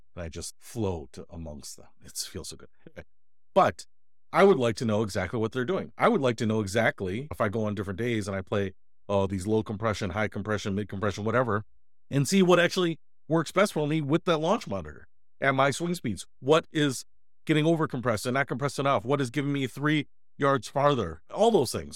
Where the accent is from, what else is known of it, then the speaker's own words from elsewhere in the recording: Detroit, Michigan, United States; moved away; went back to my hometown of Detroit